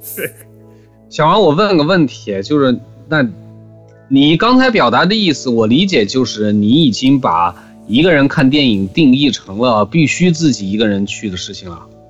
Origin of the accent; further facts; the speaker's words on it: Xining, Qinghai, China; moved away; 以前回西宁经常要遇到他们过年